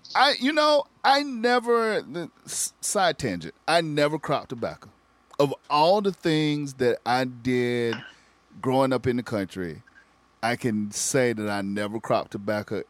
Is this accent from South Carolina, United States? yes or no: yes; South Carolina, United States; we grew up in South Carolina.